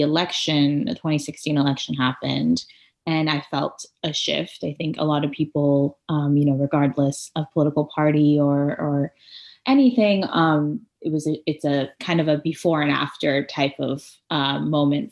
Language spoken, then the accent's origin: English; Orange County, California, United States; moved away as an adult; also born or lived in Iran / Torrance, California / San Francisco; now in Columbus, United States; I originally moved to Southern California, more specifically Torrance, Redondo Beach area, for anyone who knows where that is. And then I grew up in Orange County